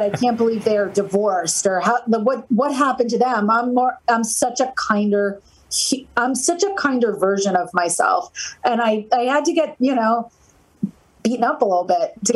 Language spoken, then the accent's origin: English; New Jersey, United States; I'm from New Jersey